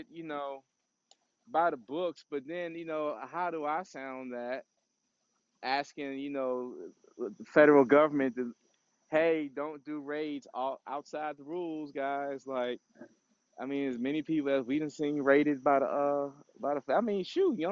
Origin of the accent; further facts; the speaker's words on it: Washington, District of Columbia, United States; I love my hometown